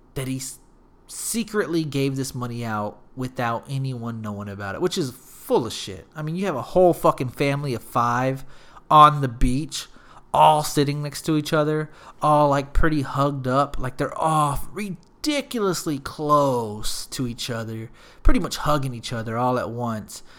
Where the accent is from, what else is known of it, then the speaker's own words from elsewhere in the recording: San Antonio, Texas, United States; I'm from San Antonio